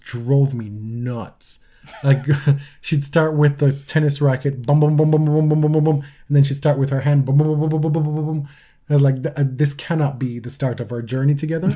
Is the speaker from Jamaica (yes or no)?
yes; Jamaica; now in Canada; my deeply ingrained, uh, patriotic instincts are still Jamaican, right? I, I'm a Canadian citizen